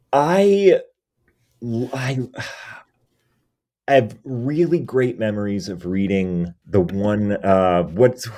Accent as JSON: {"language": "English", "region": "New England", "country": "United States", "said": "because I'm from New England and I've been"}